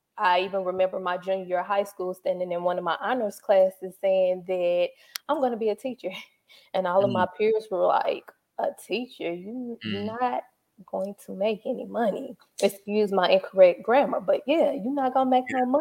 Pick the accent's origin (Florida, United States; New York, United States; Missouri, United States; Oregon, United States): Missouri, United States; St. Louis; also born or lived in Pine Bluff, Arkansas; I am from St. Louis, Missouri. So I grew up here. I was born in Pine Bluff, Arkansas.